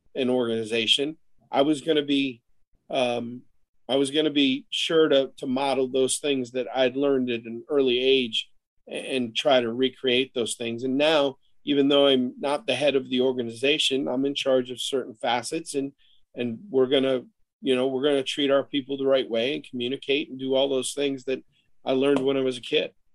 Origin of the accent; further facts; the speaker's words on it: Buffalo Bills training camps, New York, United States; I grew up in the Buffalo Bills training camps